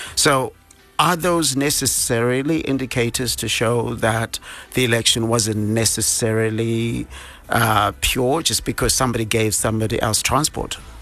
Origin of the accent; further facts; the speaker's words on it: Bulawayo, Zimbabwe; now in Harare, Zimbabwe; from my hometown, uh, Bulawayo